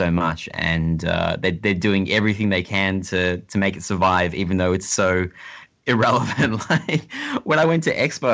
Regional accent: Australia

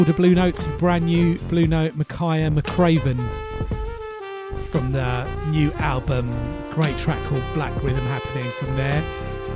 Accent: London, United Kingdom; where I grew up in East London

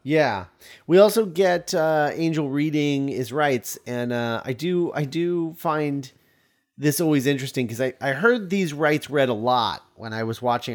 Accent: United States; As an American

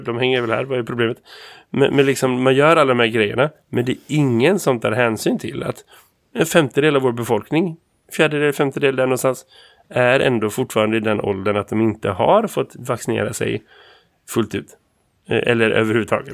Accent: Sweden; jag som vit svensk man

